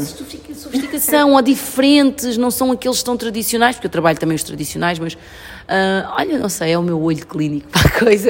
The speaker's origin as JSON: {"language": "Portuguese", "country": "Portugal", "tie": "born or raised there", "also_born_or_lived": "São Tomé and Príncipe", "said": "eu cresci na Europa, cresci em Portugal"}